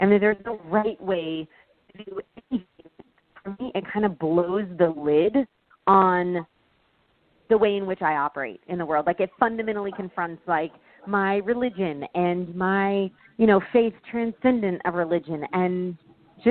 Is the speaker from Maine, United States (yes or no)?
no; Texas, United States; moved away as an adult; also born or lived in California; Growing up in America, growing up in Texas